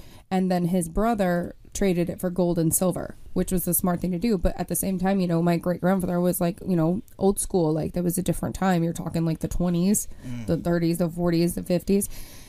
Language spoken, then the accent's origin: English; Elizabeth, New Jersey, United States; born there; And I was born in Elizabeth, and that was kind of where a lot of the Cubans kind of migrated, and we had, like, this whole community there.